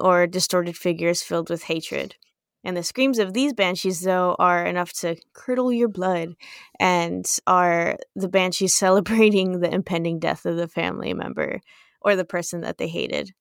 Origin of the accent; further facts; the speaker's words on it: United States; we're American